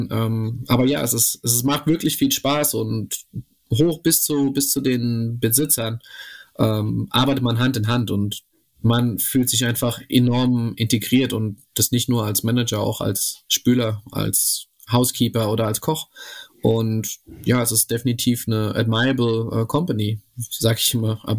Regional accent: Romania; ich komme eigentlich aus Rumänien und da haben wir das so gemacht

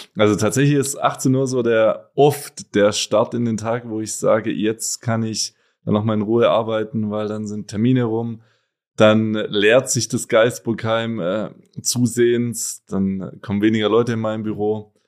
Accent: Gutmadingen, Baden-Württemberg, Germany; moved away as an adult; also born or lived in Donaueschingen; now in Cologne, Germany; geboren zwar in Donaueschingen, aber groß geworden, wie gerade schon gesagt, in Gutmardingen, kleines Dorf mit rund achthundert Einwohnern

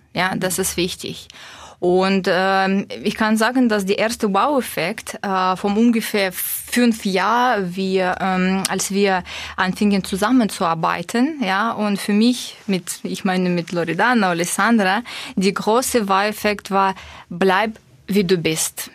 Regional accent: Russia; German is a second language; moved away as an adult; now in Stuttgart, Germany; ich komme ursprünglich aus Russland mit usbekischen Wurzeln

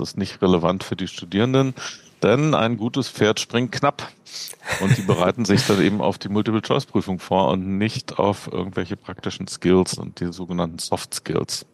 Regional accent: Berlin, Germany; moved away as an adult; now in Bern, Switzerland; ich komme ursprünglich aus Berlin, wie man an meinem nicht schweizerischen Dialekt unschwer erkennen kann. äh, da, da, geboren und aufgewachsen, 45 Jahre gelebt

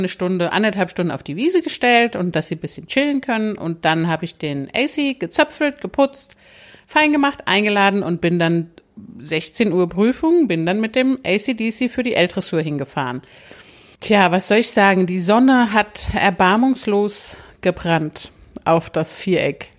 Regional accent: Hesse, Germany; moved away; also born or lived in Upper Rhine Plain; Ich komme ja aus Hessen.

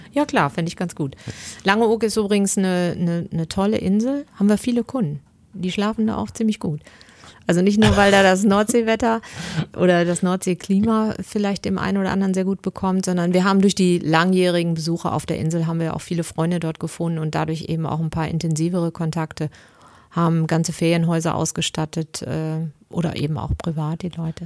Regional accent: Bielefeld, North Rhine-Westphalia, Germany; ich komme aus Bielefeld

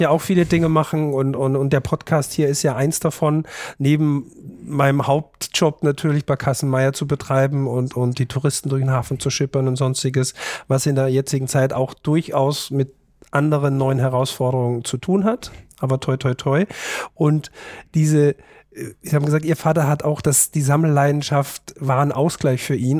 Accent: Austria; als Österreicher

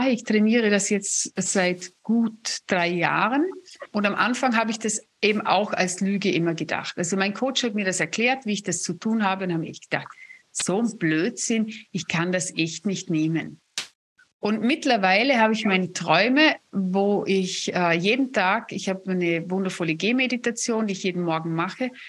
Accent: Vorarlberg, Austria; also ich bin ja Vorarlbergerin und wir haben das ja echt in den Genen

